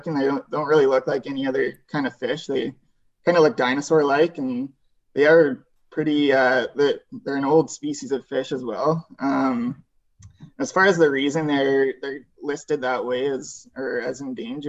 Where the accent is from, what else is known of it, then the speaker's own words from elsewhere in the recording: Airdrie, Alberta, Canada; moved away as an adult; now in Prince George, Canada; So I grew up in Airdrie, Alberta, just north of Calgary.